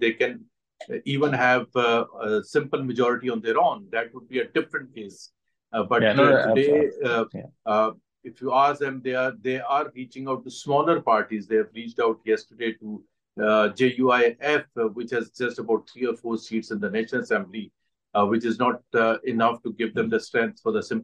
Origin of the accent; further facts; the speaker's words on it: Pakistan; as a Pakistani